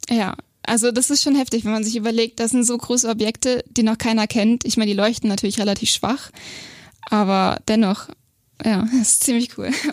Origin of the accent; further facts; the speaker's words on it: Bobingen, Bavaria, Germany; also born or lived in Augsburg; geboren in Augsburg, aber aufgewachsen in Bobingen